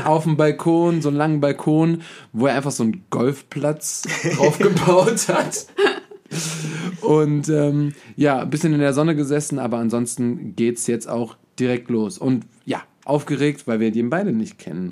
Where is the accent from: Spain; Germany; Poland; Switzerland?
Germany; Hachenburg, Rhineland-Palatinate